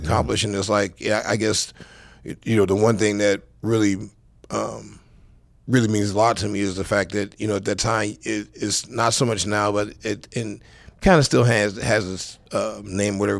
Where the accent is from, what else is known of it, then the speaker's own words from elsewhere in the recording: Los Angeles, California, United States; I'm from Saw Central Los Angeles